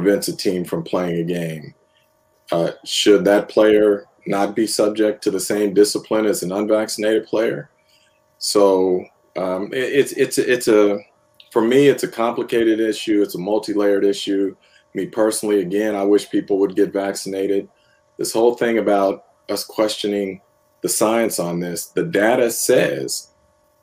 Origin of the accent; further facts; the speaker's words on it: San Francisco, California, United States; I grew up in the Bay Area, followed the 49ers.